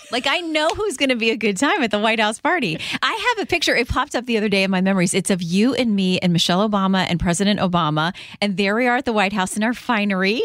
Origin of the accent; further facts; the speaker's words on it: Florida, United States; moved away; as a kid growing up in Florida